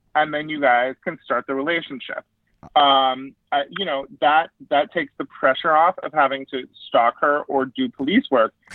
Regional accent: Yuba City, California, United States; here in my hometown

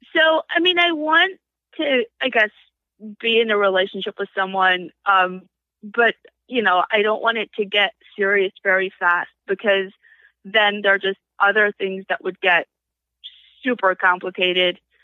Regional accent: New Square, New York, United States; I grew up in New Square.

